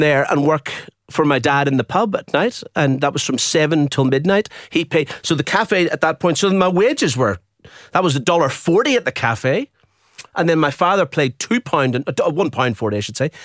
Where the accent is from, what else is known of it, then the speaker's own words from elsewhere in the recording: Belfast, Northern Ireland, United Kingdom; also born or lived in Dublin, Ireland; now in Brisbane, Australia; And then we moved north to Belfast.